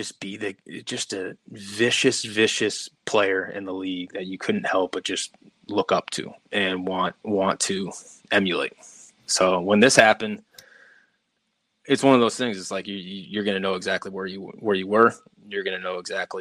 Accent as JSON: {"language": "English", "region": "East Coast", "country": "United States", "tie": "born or raised there", "said": "growing up on the East Coast, rooting for East Coast teams"}